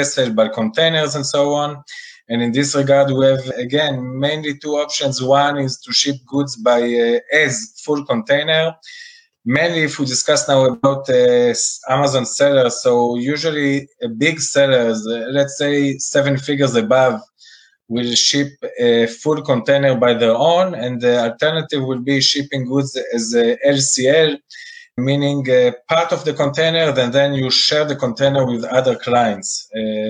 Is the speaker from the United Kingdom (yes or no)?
no; Israel; I'm from Israel